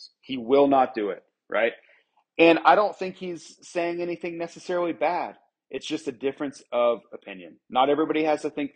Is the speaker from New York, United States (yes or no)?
no; Florida, United States; my hometown, you know, back in Florida.